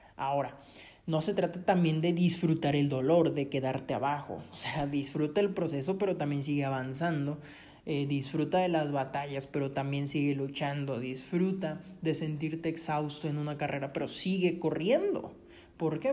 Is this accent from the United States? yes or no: no; Coatzacoalcos, Veracruz, Mexico; yo soy mexicano, yo soy del sur de Veracruz, una ciudad muy bonita que se llama Coatzacoalcos